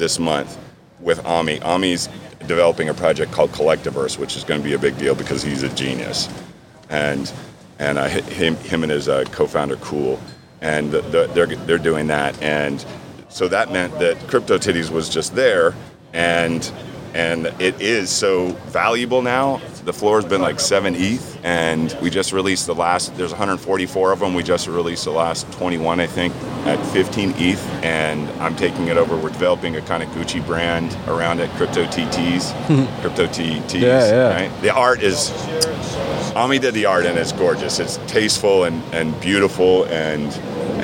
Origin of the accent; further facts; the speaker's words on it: Key West, Florida, United States; I'm from Key West. I was in Key West